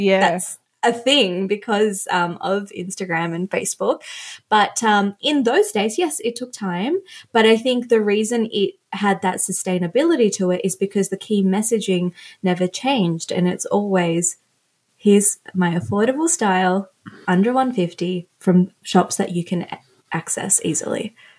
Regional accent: Australia; also born or lived in Sri Lanka; when we moved to Australia, I was 3, I was born in Sri Lanka.

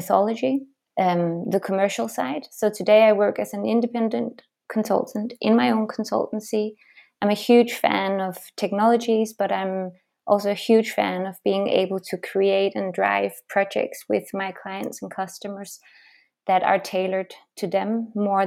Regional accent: Denmark; moved away as an adult; now in Switzerland; originally I'm actually Danish

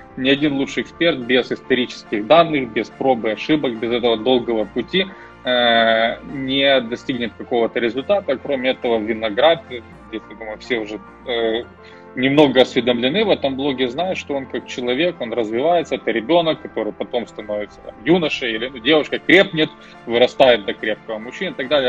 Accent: Uzhhorod, Zakarpattia Oblast, Ukraine; moved away as an adult; also born or lived in Austria / Germany / London / New York; а я уроженец Закарпатья из города Ужгород

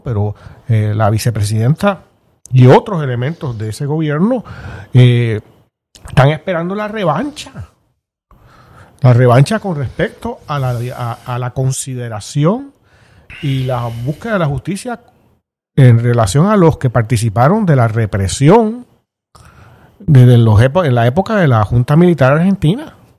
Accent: Puerto Rico; los puertorriqueños

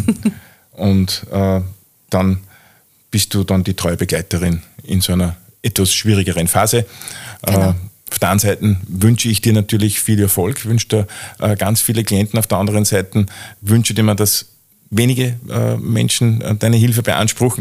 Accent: Austria; bei uns in Österreich

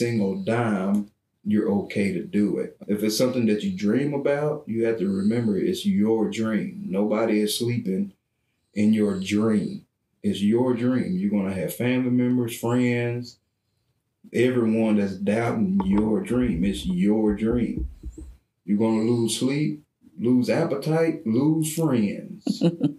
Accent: Brownwood, Texas, United States; we're from Brownwood

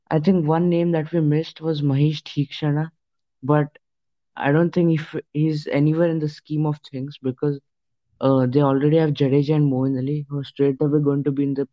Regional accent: Maharashtra, India; So yeah, yeah I'm actually from Maharashtra

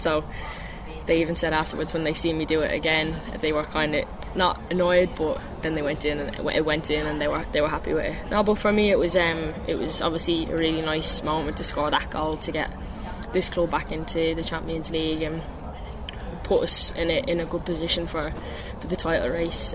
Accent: Ireland; moved away as an adult; also born or lived in Glasgow; now in London, United Kingdom; come home and play for Ireland

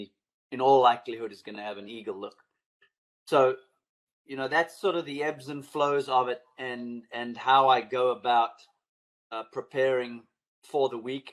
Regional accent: South Africa; growing up in South Africa and watching the Masters on TV

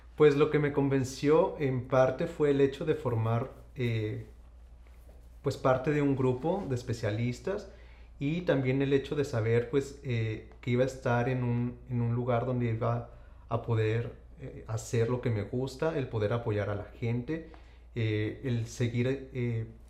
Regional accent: Saltillo, Coahuila, Mexico; moved away; yo soy originario de Saltillo, Coahuila

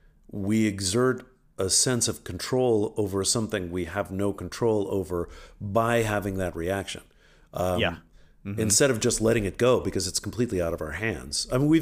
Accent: Washington, D.C. area, United States; also born or lived in Paris, France; I grew up outside of Washington, D.C. largely. When we moved back from Paris, we moved back to the Washington area.

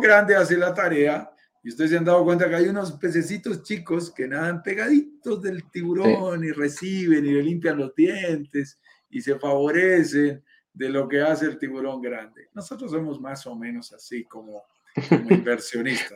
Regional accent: Bogotá, Colombia; mi país, en Colombia.

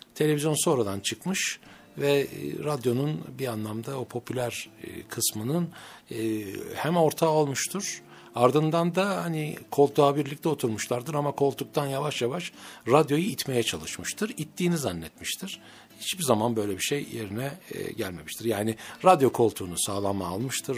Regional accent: Ankara, Turkey; also born or lived in Mersin; 1964 yılında Ankara'da dünyaya geldim.

